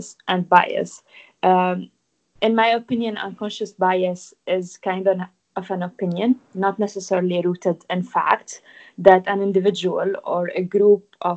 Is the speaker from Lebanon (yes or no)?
yes; Lebanon; accent: Lebanese; English is a second language; moved away as an adult; also born or lived in France; now in United Kingdom; I grew up in Lebanon. So, like, my home is Lebanon, obviously. I moved to France when I was 19 for studies